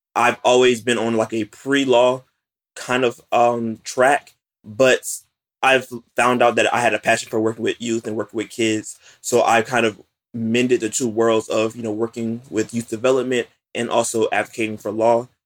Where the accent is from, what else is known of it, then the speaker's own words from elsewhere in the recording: West Palm Beach, Florida, United States; I'm from West Palm Beach, Florida